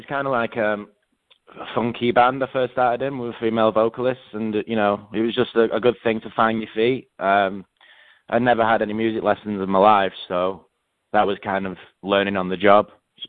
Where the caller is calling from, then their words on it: Manchester, North West England, United Kingdom; I'm calling from my flat in Manchester, the city centre.